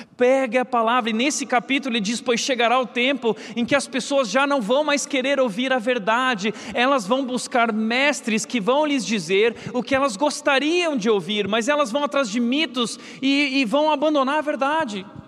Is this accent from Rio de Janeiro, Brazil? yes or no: no; Rio Grande do Sul, Brazil; eu sou gaúcho, também sou lá do Rio Grande do Sul